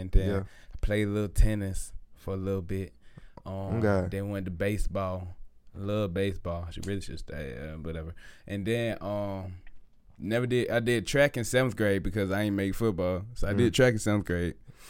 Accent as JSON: {"language": "English", "town": "Decatur", "country": "United States", "tie": "born or raised there", "said": "I was born in Decatur. I ain't gonna lie, I was born in Decatur."}